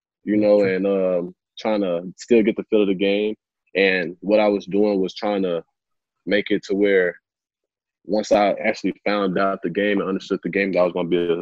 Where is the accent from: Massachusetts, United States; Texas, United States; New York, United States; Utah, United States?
Texas, United States; Tyler; my childhood friends that I grew up with in Tyler